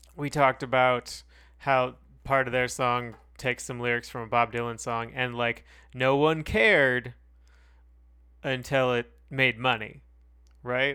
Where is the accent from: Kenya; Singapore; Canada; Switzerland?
Canada; far too Canadian to accept being called American